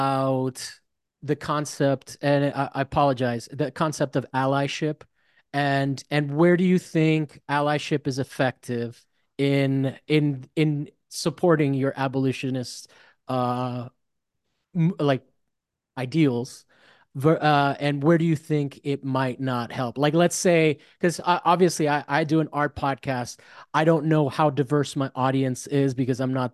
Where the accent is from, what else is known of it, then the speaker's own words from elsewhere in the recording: Miami, Florida, United States; moved away; I grew up in Miami